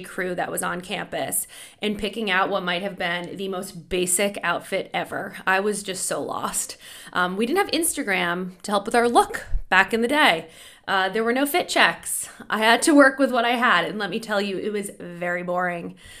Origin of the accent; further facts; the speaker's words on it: Boston, Massachusetts, United States; I grew up in Boston